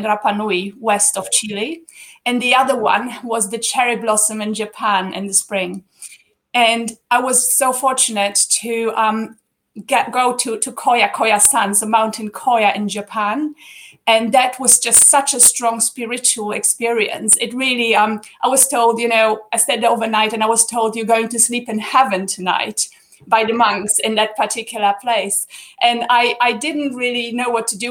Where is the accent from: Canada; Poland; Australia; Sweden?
Poland; first language Polish; English is a second language; moved away; also born or lived in Austria / Spain / Angola; So I was born in Poland during still communism in the 70s. And we emigrated to Austria. So there's then the second language after Polish, German, that I've learned.